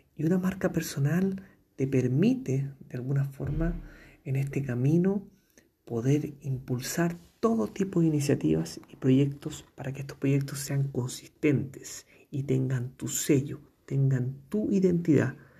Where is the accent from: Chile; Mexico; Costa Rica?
Chile; comunicador social de Chile